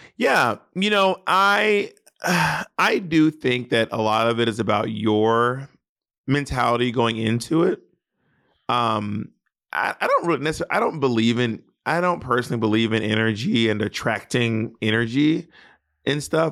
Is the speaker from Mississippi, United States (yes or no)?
yes; Mississippi, United States; I'm from Mississippi